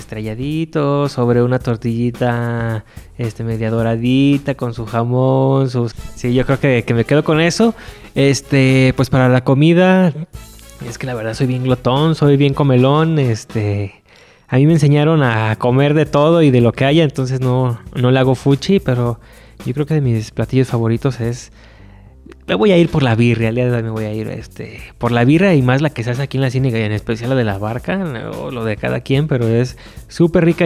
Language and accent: Spanish; Guadalajara, Jalisco, Mexico; como tapatío, como jalisciense